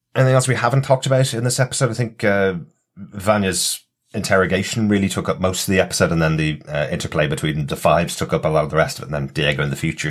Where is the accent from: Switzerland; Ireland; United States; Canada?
Ireland; since we're all Irish and since we're sitting in Dublin recording this